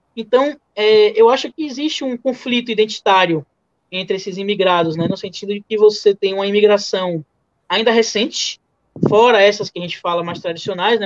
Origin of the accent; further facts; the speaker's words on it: Bahia, Brazil; eu sou baiano, gosto de comida baiana